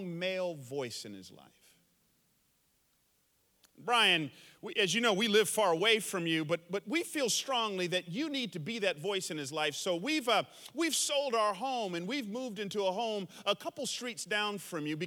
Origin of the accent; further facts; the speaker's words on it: the South, United States; now in San Jose, United States; I grew up in the South back in the 70s and 80s